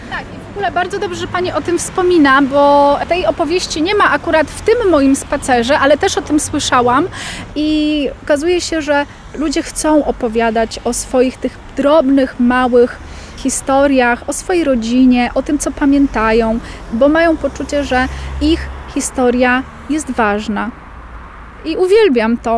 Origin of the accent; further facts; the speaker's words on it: Lublin, Lublin Voivodeship, Poland; Ja wychowałam się w centrum Lublina w okolicach ulicy Lipowej